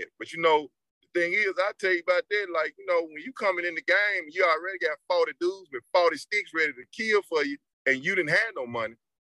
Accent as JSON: {"language": "English", "town": "Petersburg", "region": "Virginia", "country": "United States", "said": "I'm from Petersburg."}